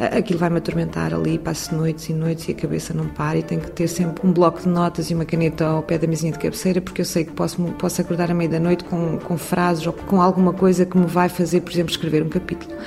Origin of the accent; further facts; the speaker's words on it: Portugal; moved away as an adult; now in France; no local onde cresci, na aldeia onde vivi